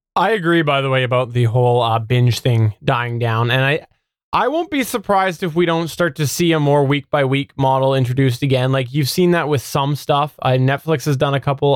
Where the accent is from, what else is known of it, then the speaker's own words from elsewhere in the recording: Canada; I'm Canadian